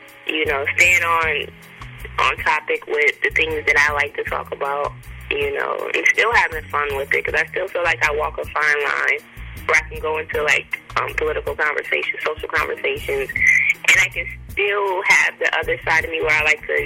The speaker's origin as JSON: {"language": "English", "town": "Milwaukee", "region": "Wisconsin", "country": "United States", "tie": "born or raised there", "moved": "as an adult", "lives_now": "New York, United States", "said": "I am originally from Milwaukee, Wisconsin, born and raised."}